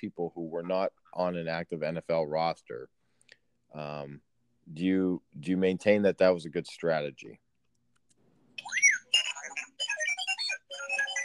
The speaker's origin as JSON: {"language": "English", "region": "Northwestern Pennsylvania", "country": "United States", "tie": "born or raised there", "said": "both Kirk and I, we grew up in Northwestern Pennsylvania"}